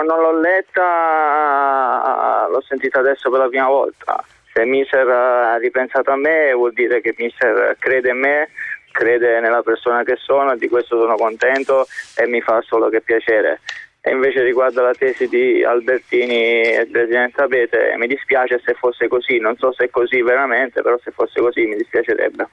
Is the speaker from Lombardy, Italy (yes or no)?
no; Naples, Campania, Italy; moved away as an adult; now in Russia; da napoletano